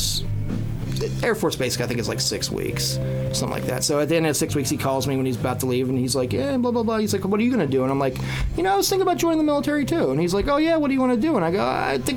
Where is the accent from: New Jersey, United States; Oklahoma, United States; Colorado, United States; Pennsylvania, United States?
Pennsylvania, United States; Indiana; moved away; I'm from Pittsburgh